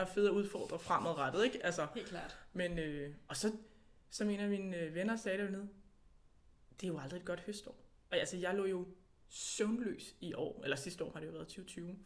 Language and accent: Danish; Denmark; now in Italy; vi måske danskere i Italien, der producerer vin i Italien